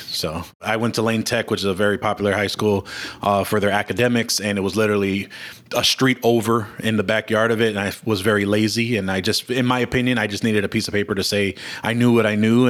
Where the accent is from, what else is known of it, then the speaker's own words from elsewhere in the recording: Chicago, Illinois, United States; So, you know, I was born and raised in Chicago. Humboldt Park is the neighborhood that I grew up in. At the time, it was probably one of the three worst neighborhoods in Chicago.